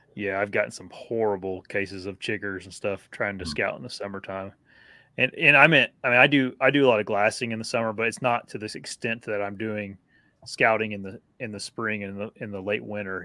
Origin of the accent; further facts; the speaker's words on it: Wisconsin, United States; accent: northern; my northern accent. Wisconsin.